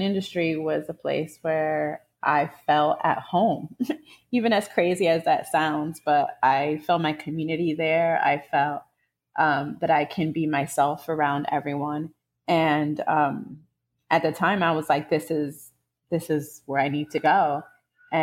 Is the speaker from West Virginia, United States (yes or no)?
no; New York City, New York, United States; I'm from New York, New York City. Was raised in the around the Upper West Side, basically like the middle of Upper West Side and Spanish Harlem